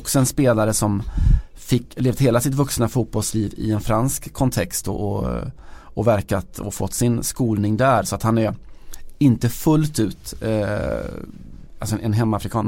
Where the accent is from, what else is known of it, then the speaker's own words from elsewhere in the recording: Sweden; vi svenskar